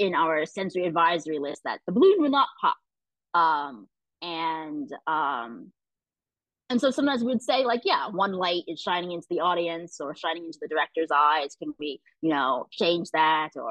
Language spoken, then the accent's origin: English; Columbus, Ohio, United States; also born or lived in China; I'm from Columbus, Ohio